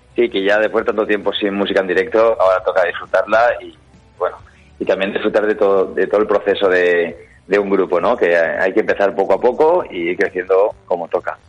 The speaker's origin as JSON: {"language": "Spanish", "town": "Gandia", "region": "Valencian Community", "country": "Spain", "said": "nosotros somos de Gandía"}